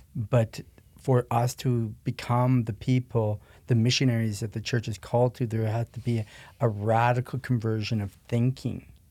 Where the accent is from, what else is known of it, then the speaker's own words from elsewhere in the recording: Prince Albert, Saskatchewan, Canada; I was born and raised in Canada, but actually in Saskatchewan, Prince Albert, Saskatchewan, which is kinda, um, north of Montana